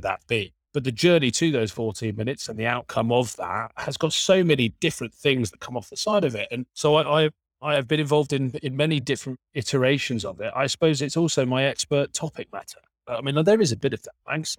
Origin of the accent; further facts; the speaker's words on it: Berkshire, South East England, United Kingdom; I grew up in the south of England, in Berkshire.